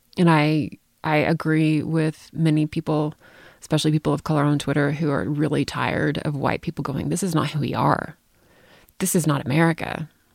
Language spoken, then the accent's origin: English; United States; I have to travel abroad as an American.